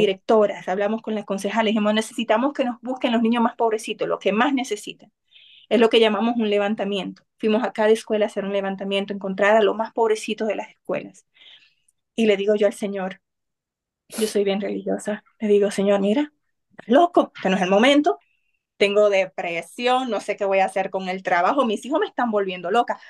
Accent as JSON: {"language": "Spanish", "town": "Cotuí", "region": "Sánchez Ramírez", "country": "Dominican Republic", "tie": "born or raised there", "moved": "yes", "said": "Cotuí es de donde soy, es mi pueblo"}